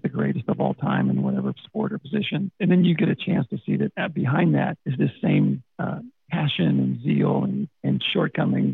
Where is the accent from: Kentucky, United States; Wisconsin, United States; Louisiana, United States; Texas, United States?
Texas, United States; I'm from Texas. It doesn't take long to find out.